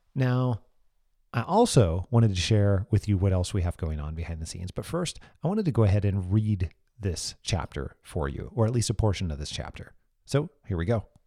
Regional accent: Moses Lake, Washington, United States; my hometown, Moses Lake, Washington, where my family and I currently live

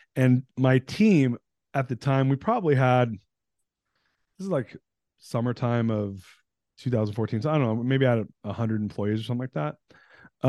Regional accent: United States; also born or lived in Iran; I was born in the States, but moved back there, and then we, we fled during um, in nineteen seventy-nine

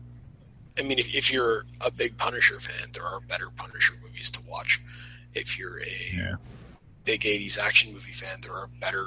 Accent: Canada; being Canadian

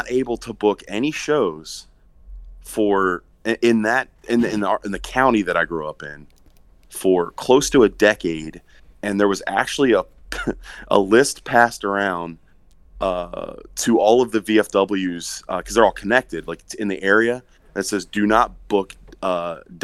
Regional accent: Maryland, United States; growing up in Maryland

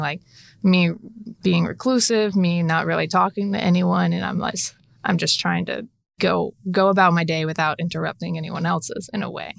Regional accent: Charlotte, North Carolina, United States; So originally, I was born in Charlotte.

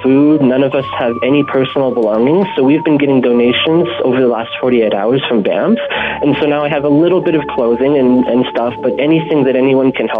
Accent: Didsbury, Alberta, Canada; moved away as an adult; now in Lake Louise, Canada; I'm actually from Didsbury, Alberta, and I came out here 3 weeks ago for a new job

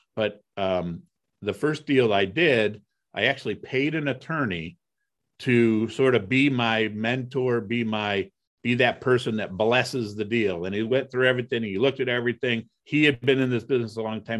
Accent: Toledo, Ohio, United States; also born or lived in Cleveland, Ohio; I grew up in Toledo, Ohio

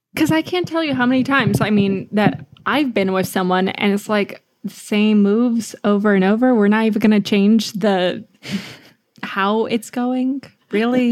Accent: United States; We're American

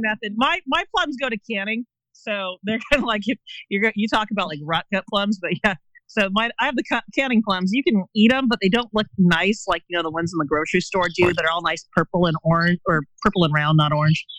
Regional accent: Bay Area, California, United States; now in Eastern Oregon, United States; I grew up in the Bay Area, California, and not from a farm family

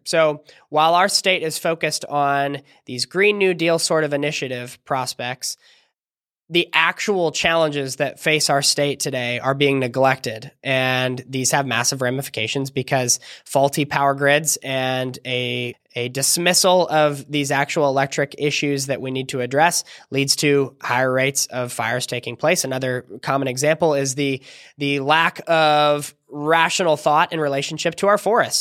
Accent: California, United States; my home state of California

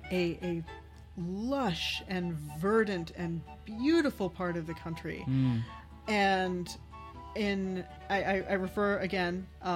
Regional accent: Rust Belt, United States; born and raised in the Rust Belt

